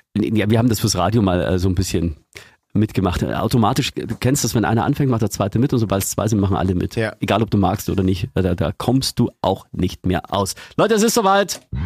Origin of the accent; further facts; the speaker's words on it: Eggenfelden, Bavaria, Germany; ich komme ja aus Eggenfelden in Niederbayern